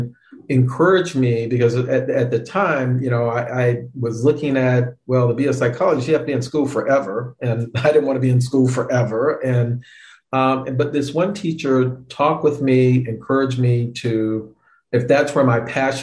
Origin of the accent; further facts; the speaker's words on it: Florida, United States; I grew up in Florida. My dad was in the military